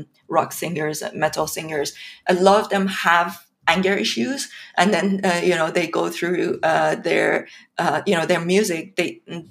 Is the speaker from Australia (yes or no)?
no; Iran; moved away as an adult; also born or lived in St Andrews, United Kingdom / London, United Kingdom; now in United Kingdom; I come from Iran. I was born and brought up in Iran. I came to the UK in 2005 to study in St. Andrews University.